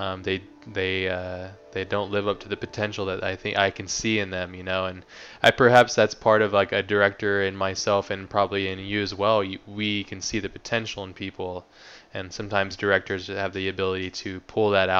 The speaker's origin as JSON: {"language": "English", "country": "United States", "said": "I'm American"}